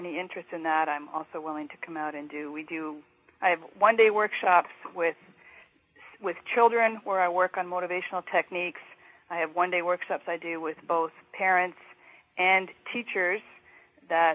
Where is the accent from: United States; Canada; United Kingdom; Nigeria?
Canada; a fellow Canadian